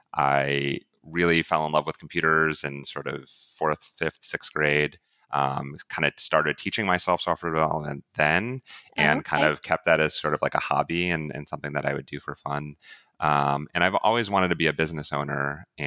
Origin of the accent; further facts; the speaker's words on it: Ohio, United States; I grew up originally in Northeast Ohio and, mm-hmm. and came to Ohio University in Southeast Ohio and have made that my home.